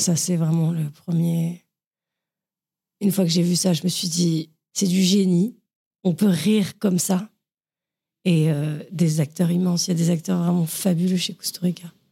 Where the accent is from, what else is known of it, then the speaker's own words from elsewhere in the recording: Saint-Cloud, Île-de-France, France; also born or lived in Paris; j'étais dans le quatre-vingt-douze à peu près toute mon enfance, à Saint-Cloud, quand j'étais toute petite, et après au Pont-de-Sèvres